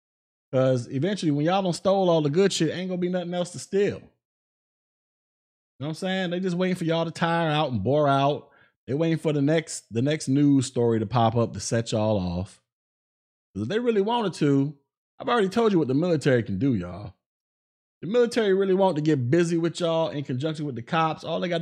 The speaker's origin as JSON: {"language": "English", "country": "United States", "tie": "born or raised there", "said": "glad I was born in America, baby. I'm proud to be an American."}